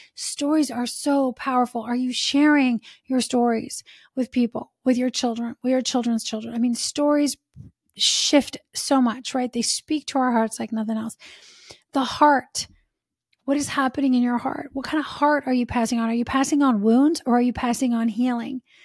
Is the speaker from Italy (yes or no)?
yes; Italy; now in United States; Like, we're from Italy, right? And now we've been in the States for many, many years.